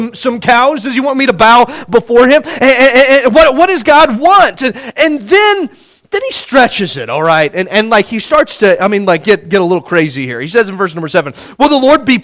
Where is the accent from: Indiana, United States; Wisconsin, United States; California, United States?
Indiana, United States; moved away; I'm from Indiana